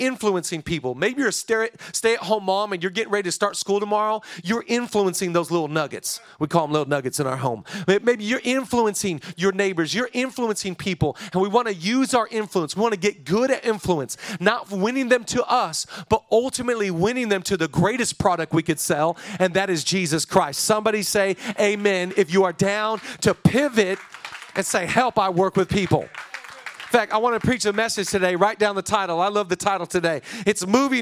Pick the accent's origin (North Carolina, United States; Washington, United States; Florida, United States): Washington, United States; Oak Harbor; now in Los Angeles, United States; I grew up on a small island in the state of Washington. I grew up on Whidbey Island, one of the San Juan Islands